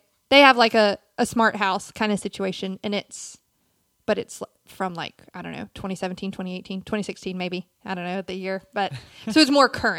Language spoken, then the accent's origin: English; South Carolina, United States; I'm from South Carolina.